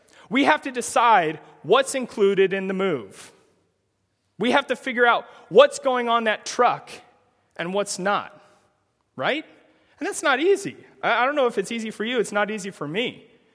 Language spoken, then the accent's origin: English; Omaha, Nebraska, United States; I'm from Omaha, Nebraska